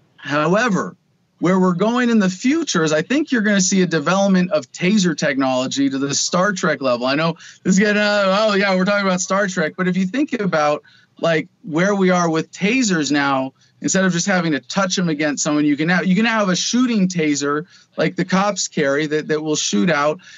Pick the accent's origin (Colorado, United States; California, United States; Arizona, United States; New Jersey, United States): Arizona, United States; in my home state of Arizona